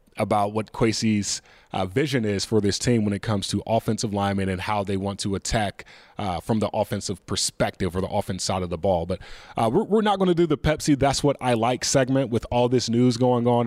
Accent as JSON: {"language": "English", "region": "North Carolina", "country": "United States", "said": "being from North Carolina"}